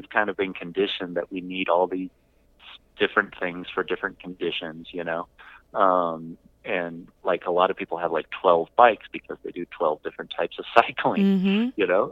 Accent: Southern California, United States; I'm from Southern California

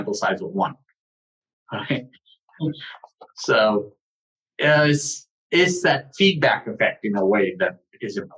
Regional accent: Delhi, India; I grew up in Delhi

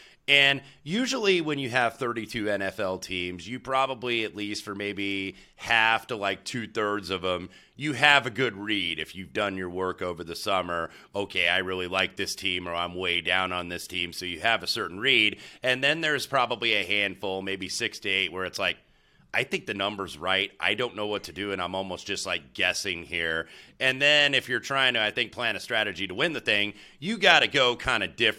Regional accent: Indianapolis, Indiana, United States; Indianapolis, you know, which is my hometown, and that's my hometown team.

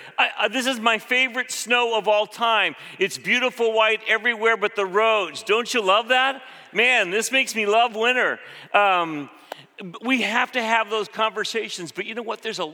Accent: Philippines; When I grew up in the Philippines, one of the first things I learned as a six-year-old, my mom would always say, don't drink the water.

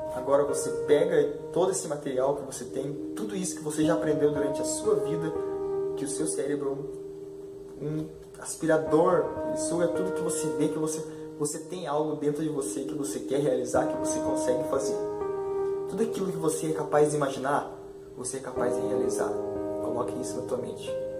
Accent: Curitiba, Paraná, Brazil; sou de Curitiba

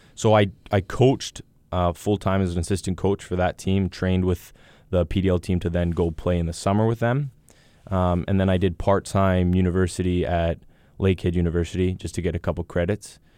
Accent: Thunder Bay, Ontario, Canada; moved away as an adult; also born or lived in England; we're from the north

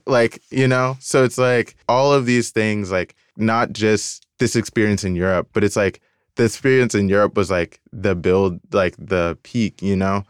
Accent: Decatur, Georgia, United States; moved away; also born or lived in Virginia; I grew up in Atlanta, I grew up in Decatur, and so it was just like all black

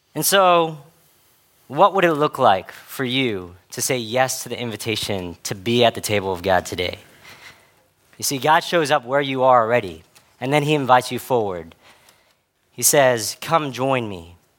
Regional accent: Dallas, Texas, United States; I grew up in spaces in Dallas where I was a part of a lot of different white majority spaces

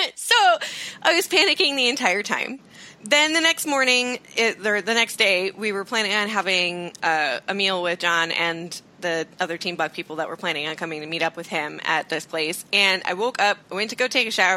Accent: Iowa, United States; I'm from Iowa

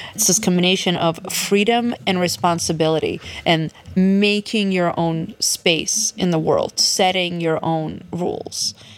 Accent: Odesa, Odesa Oblast, Ukraine; now in New York, United States; I was born in Odessa, Ukraine, back in the USSR still, and I moved here just two weeks before it all fell apart

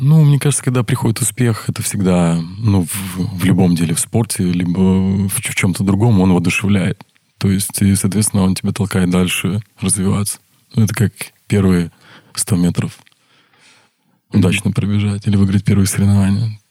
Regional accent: Brest, Brest Region, Belarus; also born or lived in Saint Petersburg; родился я в городе Бресте, я брещанин коренной

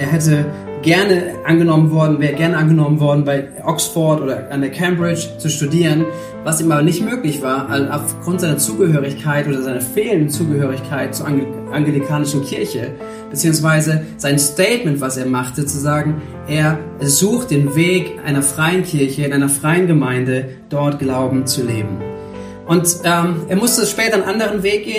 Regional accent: Germany; bei uns in Deutschland

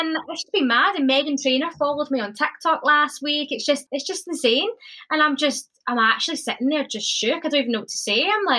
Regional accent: Scotland, United Kingdom; moved away; I honestly am the proudest Scottish person ever.

